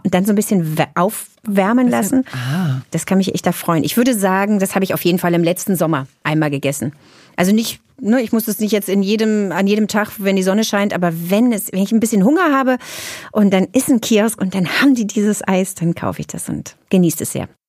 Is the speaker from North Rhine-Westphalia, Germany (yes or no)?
no; Berlin, Germany; Ich bin in West-Berlin zur Welt gekommen, bin groß geworden, war 18, als die Mauer fiel